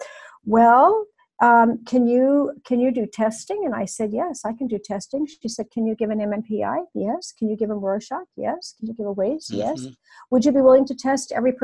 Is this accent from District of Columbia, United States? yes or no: no; Newport Beach, California, United States; also born or lived in Novato, California / Los Angeles; in Southern California, I'm in my hometown of Newport Beach in Orange County